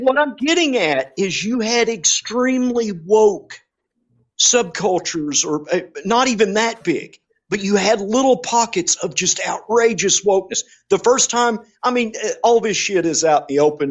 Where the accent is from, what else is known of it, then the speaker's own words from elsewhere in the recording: England, United Kingdom; I'm English